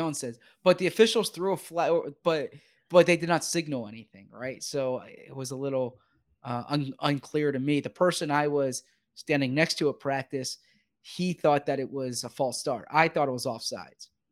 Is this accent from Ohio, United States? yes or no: no; Philadelphia, Pennsylvania, United States; I'm from Philly